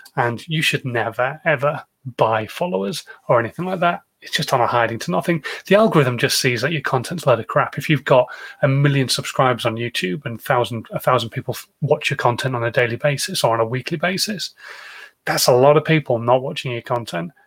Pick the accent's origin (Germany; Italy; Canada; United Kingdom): United Kingdom; I'm British